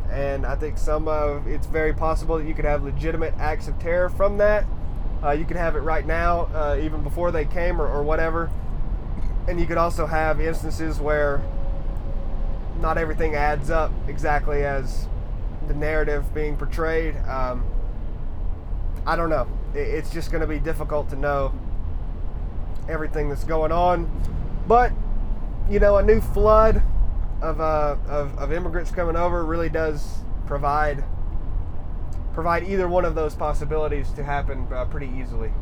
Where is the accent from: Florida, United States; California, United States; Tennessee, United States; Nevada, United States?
Tennessee, United States; Harrison; I grew up in Harrison, Tennessee, right outside of Chattanooga